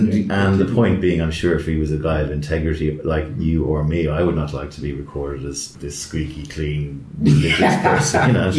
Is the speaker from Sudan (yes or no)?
no; Ireland; I'm from Ireland and we have alleged free education.